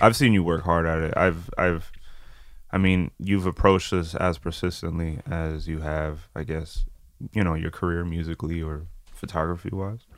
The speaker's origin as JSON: {"language": "English", "country": "France", "tie": "born or raised there", "said": "I was born in France"}